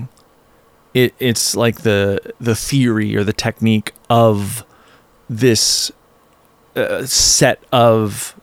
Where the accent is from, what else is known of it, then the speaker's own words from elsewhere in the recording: southeastern Virginia, United States; also born or lived in New York City; now in Colorado, United States; I'm from Virginia, southeastern Virginia.